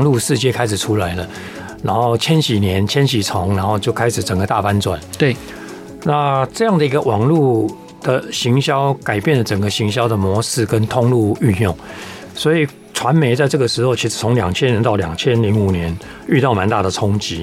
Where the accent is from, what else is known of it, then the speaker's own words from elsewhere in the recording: Taipei, Taiwan; 那我是台北长大的